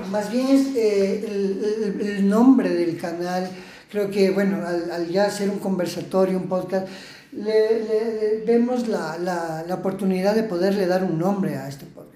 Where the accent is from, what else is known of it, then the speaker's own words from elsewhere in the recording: Ecuador; tenemos esa chispa ecuatoriana